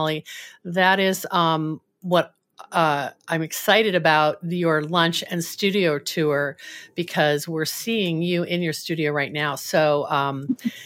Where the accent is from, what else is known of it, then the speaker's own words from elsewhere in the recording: Oregon, United States; moved away as an adult; also born or lived in New York; I'm from Oregon